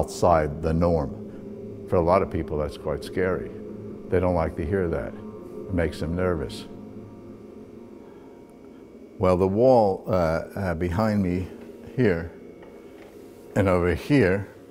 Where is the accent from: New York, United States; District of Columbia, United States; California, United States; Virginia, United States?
New York, United States; New York City; moved away as an adult; now in Johannesburg, South Africa; I was born in New York, and I've lived the last 37 years in Johannesburg, South Africa.